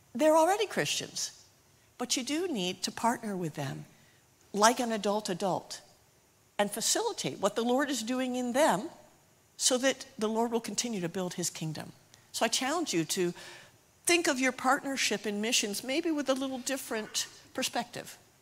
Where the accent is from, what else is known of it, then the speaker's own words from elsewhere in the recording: United States; moved away as an adult; now in Zimbabwe; I'm from Lisbethan, and so I'm just from down the road, and I went to King College, so I'm just a local girl